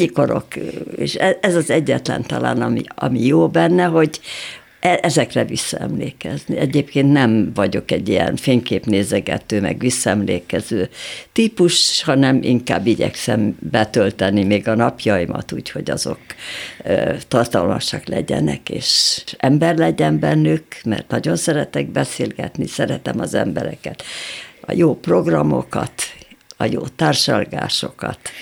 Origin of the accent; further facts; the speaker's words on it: Budapest, Hungary; én egy normális polgári családban születtem, szüleim szücsök voltak, szép szücsüzletünk volt